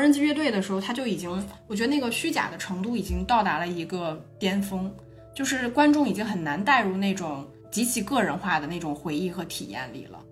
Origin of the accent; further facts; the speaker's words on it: Northeast China, China; accent: Northeastern Mandarin; 我们说东北话感觉特别有传染性的这种嗯，语调